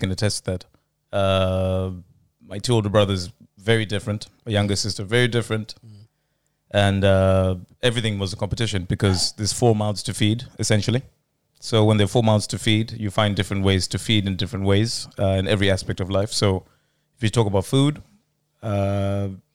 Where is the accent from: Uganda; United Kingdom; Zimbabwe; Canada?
Zimbabwe; I was raised in Zimbabwe